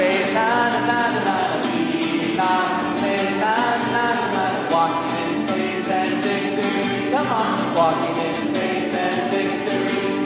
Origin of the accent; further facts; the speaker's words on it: San Jose, California, United States; I'm from San Jose